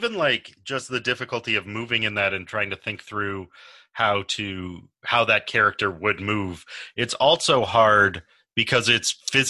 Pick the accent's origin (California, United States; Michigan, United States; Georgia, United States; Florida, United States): Michigan, United States; a suburb of Lansing; I grew up in a suburb of Lansing, so I am not the Detroit native.